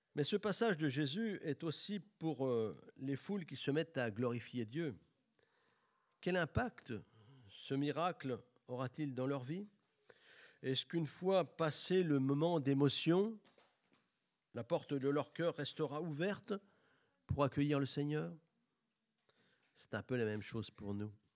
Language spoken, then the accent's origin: French; Bourges, Centre-Val de Loire, France; J'ai grandi à Bourges, une ville chargée d'histoire